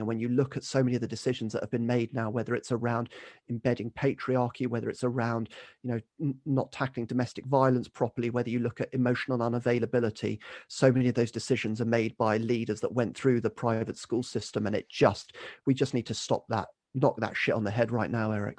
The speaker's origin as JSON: {"language": "English", "area": "Kent", "region": "South East England", "country": "United Kingdom", "tie": "born or raised there", "said": "grew up in Kent, um, was basically local village"}